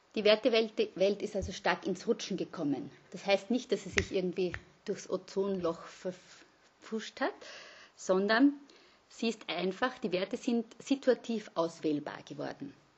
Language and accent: German; Vienna, Austria; moved away; also born or lived in Graz / Innsbruck / Linz; bin aber gebürtige Wienerin